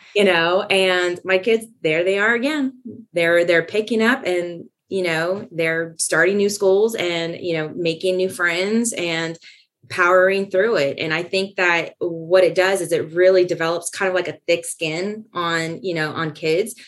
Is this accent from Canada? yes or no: no; California, United States; moved away as an adult; I was born and raised in California